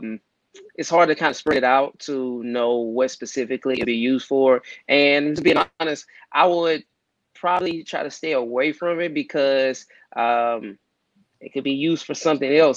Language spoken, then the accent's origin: English; Beaumont, Texas, United States; also born or lived in New Jersey; I'm from Beaumont. I moved back in October 2017 after Hurricane Harvey